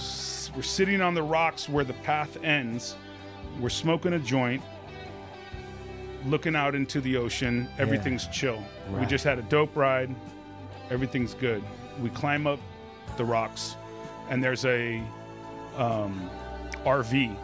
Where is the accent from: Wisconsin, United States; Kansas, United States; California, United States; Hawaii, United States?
California, United States; Hollywood; We're from Hollywood, so we rode our bikes.